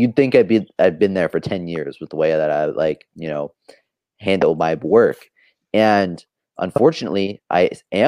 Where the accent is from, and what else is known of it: Oklahoma, United States; born or raised there